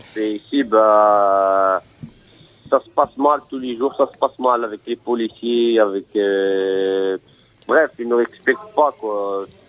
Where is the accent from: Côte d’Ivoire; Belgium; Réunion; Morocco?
Morocco; now in France; Moi déjà, suis de nationalité marocaine. Je suis marocain